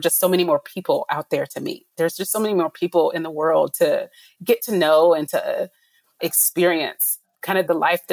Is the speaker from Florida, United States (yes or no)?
yes; Tallahassee, Florida, United States; I grew up in Tallahassee, Florida, which is the capital of Florida.